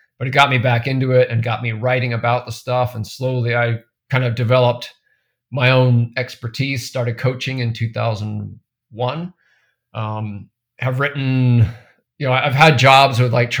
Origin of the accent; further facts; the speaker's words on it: New Hampshire, United States; I grew up mostly in New Hampshire. Family bounced around a bit when I was very young, but most of my childhood was in New Hampshire.